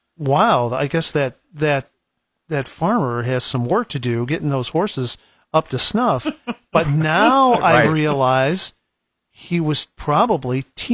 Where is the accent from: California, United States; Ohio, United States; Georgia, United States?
Ohio, United States; Geauga County; growing up where I grew up in Geauga County